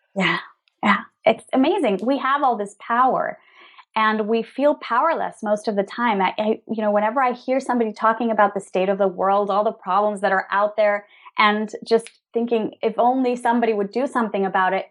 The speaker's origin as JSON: {"language": "English", "country": "Venezuela", "also_born_or_lived": "New York, United States", "moved": "yes", "lives_now": "Madrid, Spain", "said": "We're originally from Venezuela, both of us"}